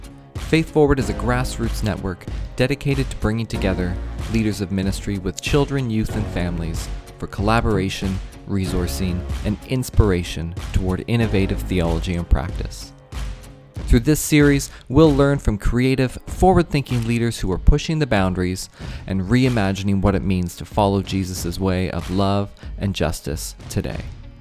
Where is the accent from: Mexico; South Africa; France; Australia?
Australia; also born or lived in Canada; So so as an Australian and a Canadian